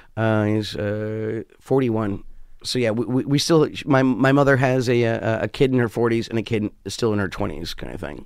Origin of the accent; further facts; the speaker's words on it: New York, United States; also born or lived in West Hollywood; I'm a New Yorker through and through